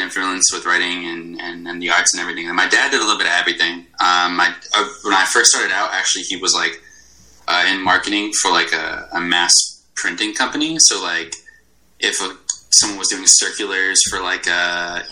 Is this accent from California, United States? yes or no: no; Glastonbury, Connecticut, United States; moved away as an adult; now in Chicago, United States